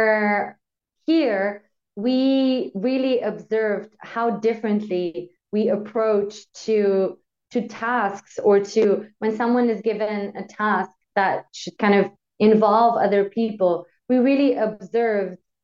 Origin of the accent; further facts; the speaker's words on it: Slovenia; now in Austria; I am from Slovenia, but I live in Austria